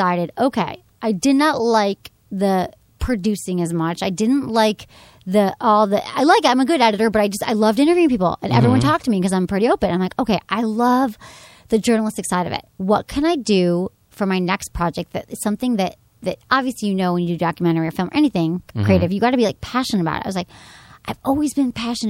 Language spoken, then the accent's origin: English; Birmingham, Michigan, United States; moved away as an adult; also born or lived in San Francisco; So I'm from, yeah, suburb of Detroit, and I grew up there.